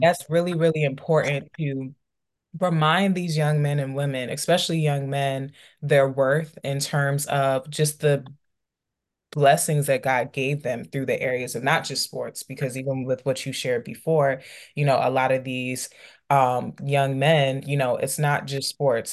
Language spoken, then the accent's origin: English; DC, Maryland, DC, Virginia area, United States; growing up in the Maryland, D C, Virginia area